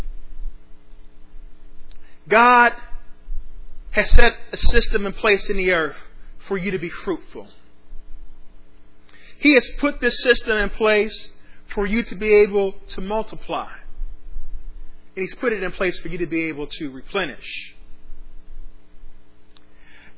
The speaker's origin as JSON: {"language": "English", "region": "Ohio", "country": "United States", "tie": "born or raised there", "moved": "yes", "lives_now": "Austin, United States", "said": "my home state of Ohio"}